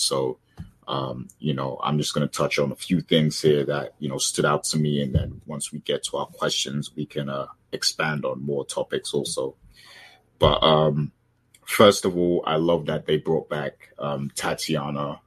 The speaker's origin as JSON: {"language": "English", "country": "Jamaica", "said": "as a Jamaican"}